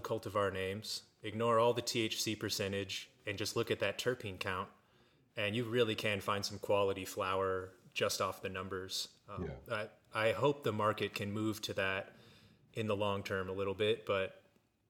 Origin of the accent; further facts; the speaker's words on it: Olathe, Kansas, United States; also born or lived in Denver; I grew up in Olathe, Kansas.